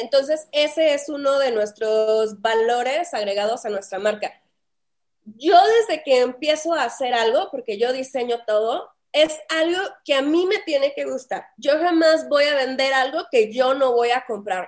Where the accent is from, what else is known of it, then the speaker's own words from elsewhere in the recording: Saltillo, Coahuila, Mexico; accent: northern Mexican; moved away as an adult; also born or lived in Monterrey / Playa del Carmen; now in Mexico City, Mexico; como escucharán en mi tomo, en mi tono, yo soy del norte de México, soy de Saltillo, Coahuila. Allá crecí, allá pues me hice.